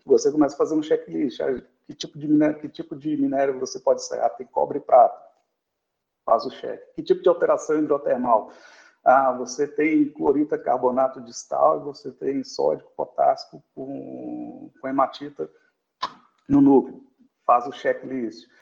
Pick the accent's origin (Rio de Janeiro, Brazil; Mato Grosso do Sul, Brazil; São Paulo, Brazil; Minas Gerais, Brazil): Minas Gerais, Brazil; moved away as an adult; now in Rio Grande do Sul, Brazil; eu sou de Minas Gerais, né? Então é, é um, eu, eu, moro dentro, minha, minha, família mora dentro do quadrilátero feito